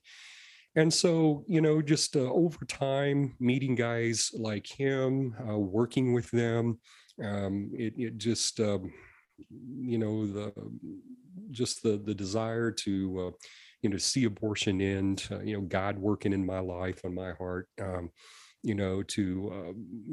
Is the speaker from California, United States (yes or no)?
no; Springfield, Missouri, United States; I was born and raised around the Springfield, Missouri area. Been here all my life